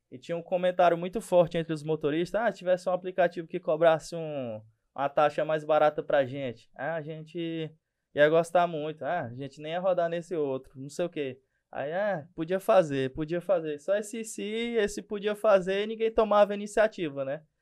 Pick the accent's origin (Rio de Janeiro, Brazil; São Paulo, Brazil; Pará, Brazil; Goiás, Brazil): Pará, Brazil; Marabá; sou daqui de Marabá, sou o fundador do Bora 94, aplicativo local de mobilidade urbana.